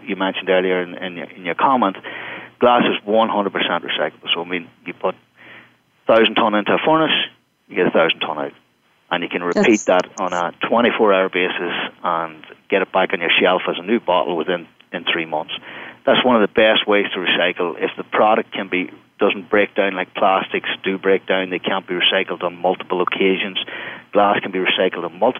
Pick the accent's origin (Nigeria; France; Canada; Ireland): Ireland; accent: Irish; now in United States; I speak with an Irish accent, I come from Europe